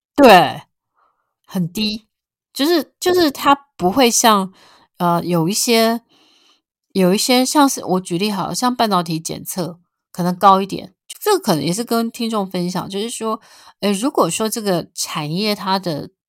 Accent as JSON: {"language": "Chinese", "country": "Taiwan", "said": "那我们台湾的股民也非常地爱台积电"}